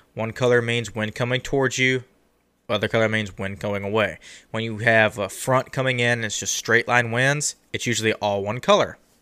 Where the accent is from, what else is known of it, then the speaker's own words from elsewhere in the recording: Texas, United States; I'm Texan